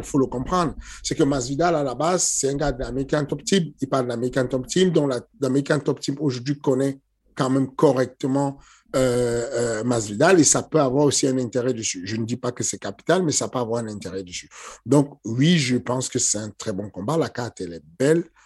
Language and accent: French; Cameroon; now in France; je suis né au Cameroun. Du coup, grandi un peu dans les, dans les ambiances du Cameroun